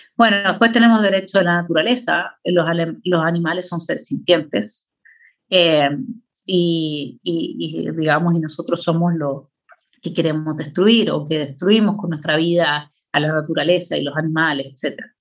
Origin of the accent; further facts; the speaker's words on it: Chile; Ese, ese es mi país, ahí es donde yo nací, eh, eh, de Arica a Punta Arenas